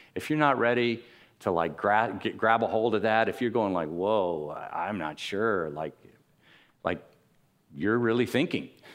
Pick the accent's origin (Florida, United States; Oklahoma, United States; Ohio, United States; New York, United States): Florida, United States; Miami; I grew up in Miami